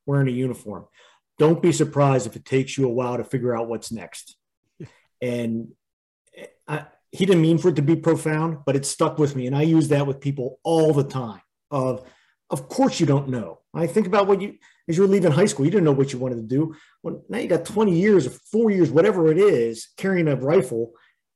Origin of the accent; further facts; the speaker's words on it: Pittsburgh, Pennsylvania, United States; I grew up in the Pittsburgh area